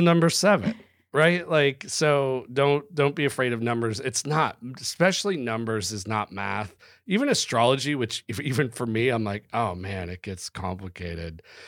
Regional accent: United States; As an American

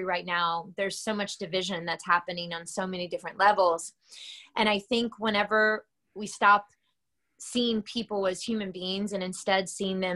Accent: Georgia, United States; moved away; my hometown in Georgia.

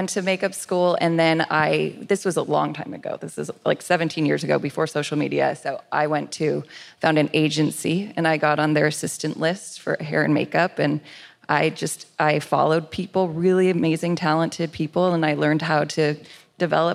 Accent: Los Angeles, California, United States; I grew up in Los Angeles in the suburbs in the San Fernando Valley

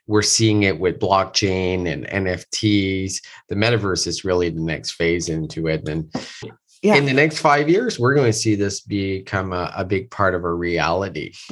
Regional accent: Moncton, New Brunswick, Canada; moved away; I am in Moncton, New Brunswick, which is my hometown. I have not been here in almost three years

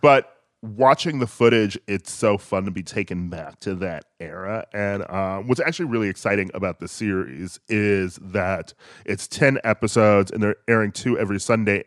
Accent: Milwaukee, Wisconsin, United States; I grew up in Milwaukee

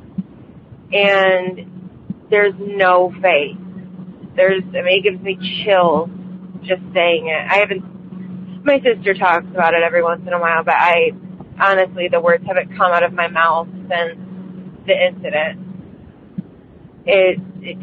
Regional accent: Michigan, United States; I'm from Michigan.

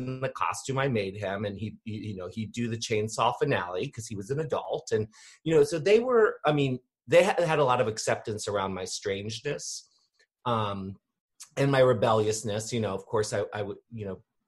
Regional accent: Annapolis, Maryland, United States; I grew up here in Maryland, in Annapolis, which is, you know, about 20 minutes outside of DC, kind of between DC and Baltimore

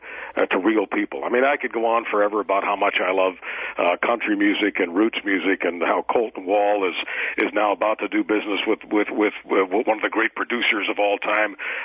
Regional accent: Eastern Canada, Canada; I'm from the East. I'm a, you know, patriotic Canadian

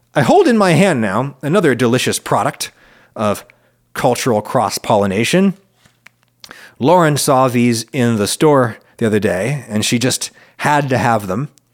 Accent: central Pennsylvania, United States; when I was a kid in school, white people in the little central Pennsylvania school where I was

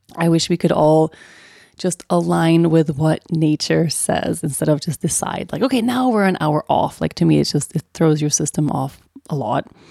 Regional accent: Sweden; moved away; growing up in Sweden

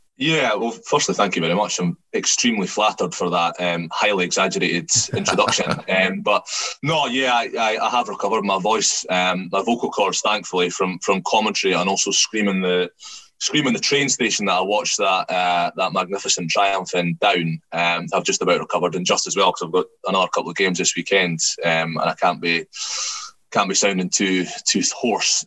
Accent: Scotland, United Kingdom; as a Scottish fan

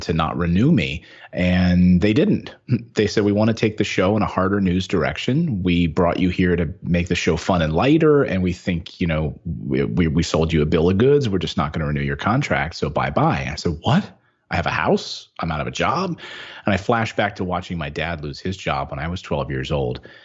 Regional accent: Philadelphia, Pennsylvania, United States; moved away as an adult; move to Philadelphia, back home, my hometown

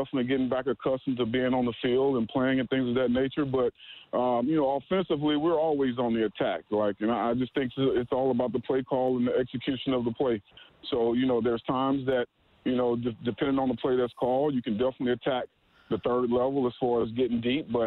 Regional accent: the South, United States; we're both from the South

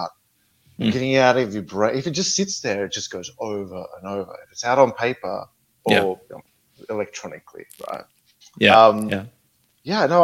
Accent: Australia; also born or lived in Melbourne; I grew up in a small country town in Australia.

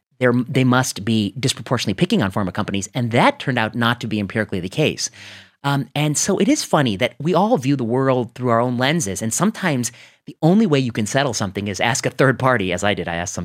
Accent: Cleveland, Ohio, United States; I grew up in Cleveland area

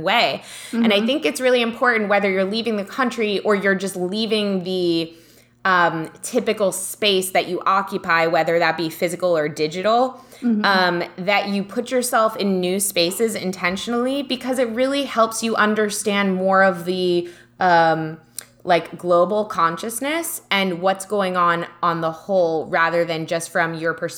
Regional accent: United States; I was from America

